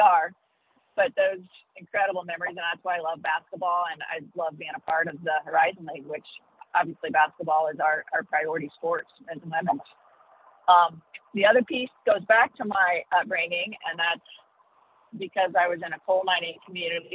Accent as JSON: {"language": "English", "town": "Pinckneyville", "region": "Illinois", "country": "United States", "tie": "born or raised there", "said": "I grew up in Southern Illinois, which is in a small town called Pinckneyville"}